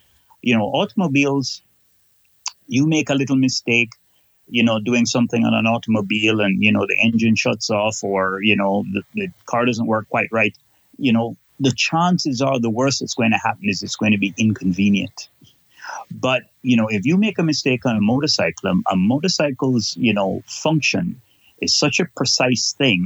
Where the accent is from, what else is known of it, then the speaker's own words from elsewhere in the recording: Kingston, Jamaica; now in Canada; I am originally from Kingston, Jamaica, but now live in Canada and have lived here since 1978. So I'm more Canadian now than I am Jamaican